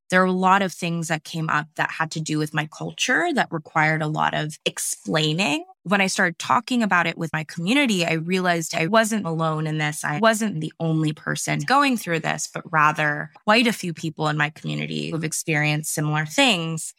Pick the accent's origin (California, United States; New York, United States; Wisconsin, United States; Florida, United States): California, United States; I am based in California. Um, I grew up here for the most part, and I've lived kind of all over the United States